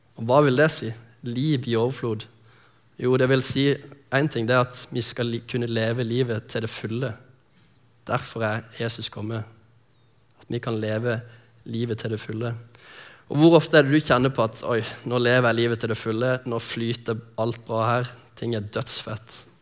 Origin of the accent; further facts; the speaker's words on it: Lindesnes, Agder, Norway; moved away; also born or lived in Sotra; jeg kommer fra Lindesnes, som er nede på Sørlandet